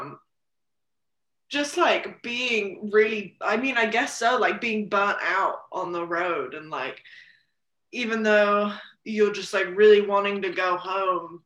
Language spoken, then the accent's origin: English; Gloucestershire, South West England, United Kingdom; moved away as an adult; now in Nashville, United States; I grew up primarily in England, and that's kind of where the farm was.